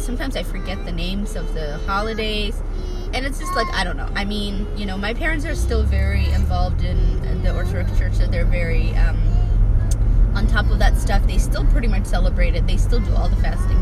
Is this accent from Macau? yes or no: no; Ethiopia; moved away; when I was growing up in Ethiopia